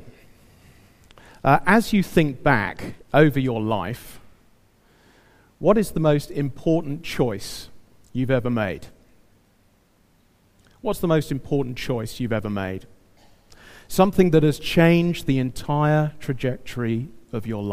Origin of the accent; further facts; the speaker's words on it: United Kingdom; I'm British